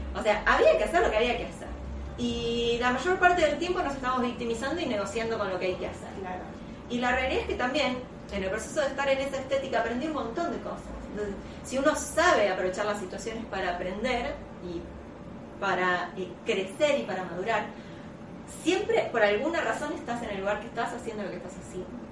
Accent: La Plata, Buenos Aires Province, Argentina; yo soy de La Plata

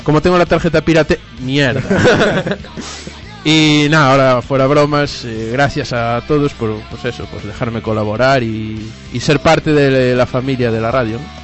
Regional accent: Lugo, Galicia, Spain; de mi tierra

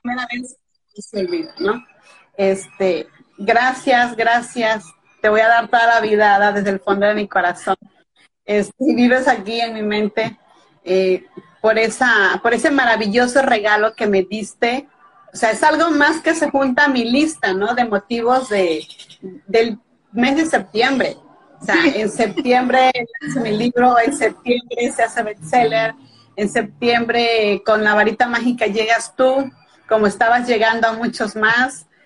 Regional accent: Veracruz, Mexico; soy veracruzana de nacimiento, o sea, del estado de Veracruz en México, eh, casi es pura costa. Y aquí en este estado nací y en este estado actualmente radico.

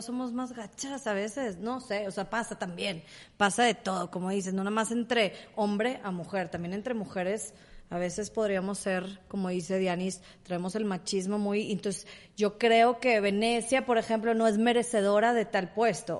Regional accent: Mexico

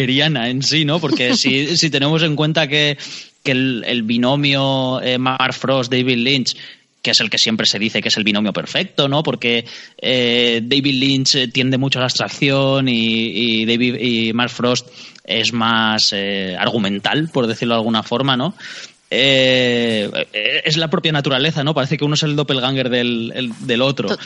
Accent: Alicante, Valencian Community, Spain; los dos somos de Alicante

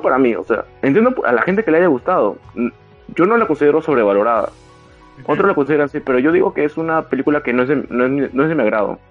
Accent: Peru; aquí en mi país

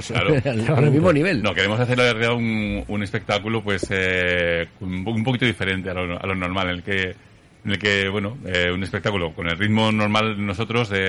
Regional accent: Zaragoza, Aragon, Spain; la cultura, me gusta Zaragoza y quiero apostar por, mi tierra

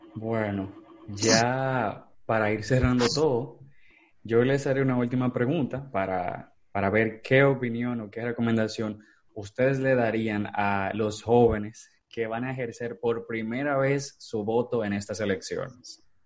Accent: Dominican Republic; yo soy dominicano soy orgulloso

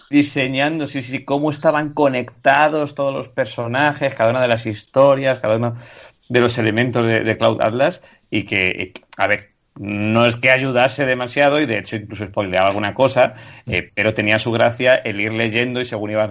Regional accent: Spain; moved away; Yo, yo me lo llevé también cuando me fui a vivir fuera de España y fue como, bueno, mis momentos de soledad así

